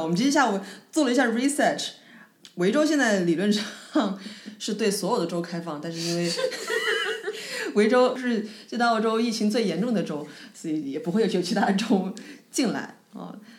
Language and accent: Chinese; Changsha, Hunan, China; now in Melbourne, Australia; 在我的故乡长沙